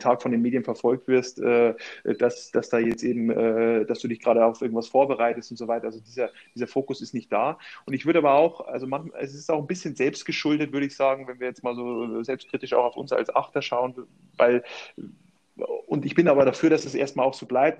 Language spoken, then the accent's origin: German; Vilshofen an der Donau, Bavaria, Germany; moved away; in meiner Heimatstadt da in Vilshofen trainiert habe